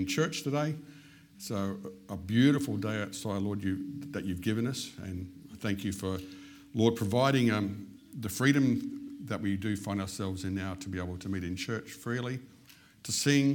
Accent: Western Australia, Australia; I was born in Western Australia.

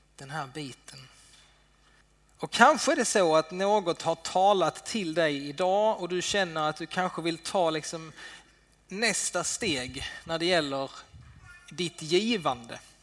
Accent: Sweden; vi svenskar

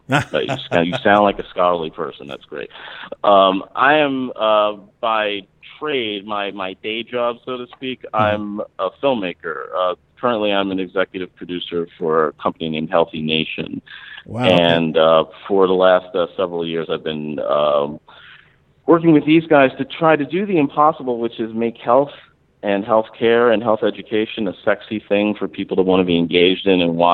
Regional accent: Mount Laurel, New Jersey, United States; also born or lived in Philadelphia, Pennsylvania; I was born in Philadelphia. My parents moved to this suburb in New Jersey called Mount Laurel, New Jersey.

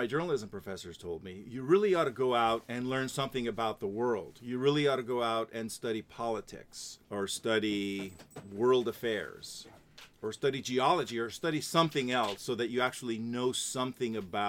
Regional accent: Los Angeles, California, United States; moved away as an adult; now in Seattle, United States; I grew up in Los Angeles.

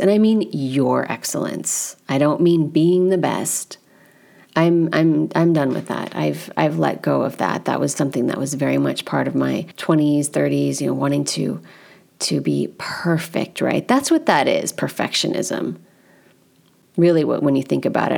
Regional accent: United States; as an American

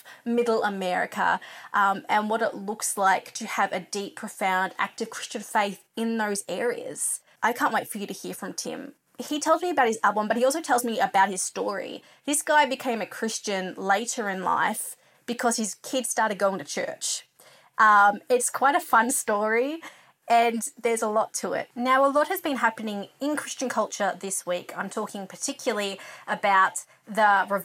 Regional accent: Australia; I'm an Australian music journalist

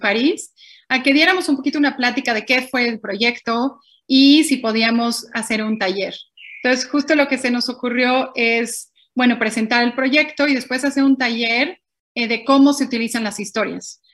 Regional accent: Mexico; moved away; yo siendo mexicana

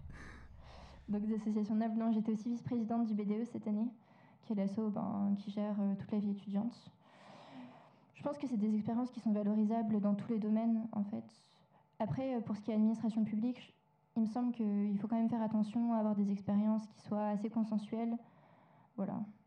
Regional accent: Lyon, Auvergne-Rhône-Alpes, France; moved away as an adult; also born or lived in Villeurbanne; je suis lyonnaise d'origine, enfin, je suis ville donc j'ai fait mon collège à Villeurbanne. Mmh. Et après, je suis allée à Lyon pour mon lycée

